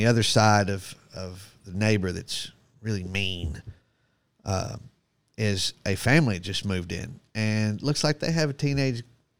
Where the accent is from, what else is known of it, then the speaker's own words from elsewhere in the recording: Florida, United States; And now, since growing up in Florida